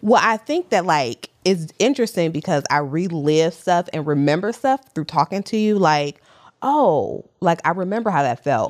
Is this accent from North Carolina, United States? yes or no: no; Detroit, Michigan, United States; now in New York, United States; I'm also from Detroit. So Detroit raised me, but New York made me 'cause that's where I live currently.